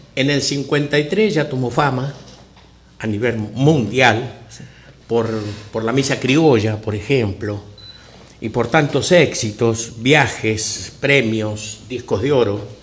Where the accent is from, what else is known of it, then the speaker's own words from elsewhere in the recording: Tres Arroyos, Buenos Aires Province, Argentina; also born or lived in Salta; now in United States; yo nací eh, este, en la ciudad de Tres Arroyos, está al sur de la capital argentina